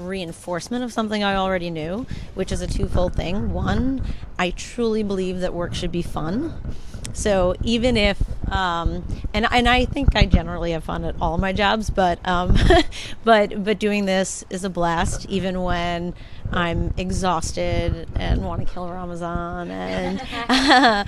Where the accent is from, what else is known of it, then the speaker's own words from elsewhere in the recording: United States; I am American